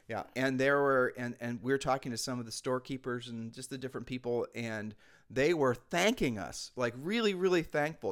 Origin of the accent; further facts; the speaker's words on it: Ohio, United States; moved away as an adult; now in Puerto Rico; we're from Ohio